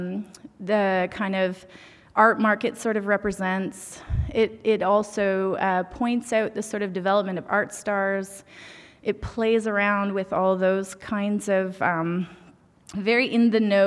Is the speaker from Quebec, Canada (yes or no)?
no; Beausoleil First Nation, Ontario, Canada; I am Anishinaabe Kwe from Beausoleil First Nation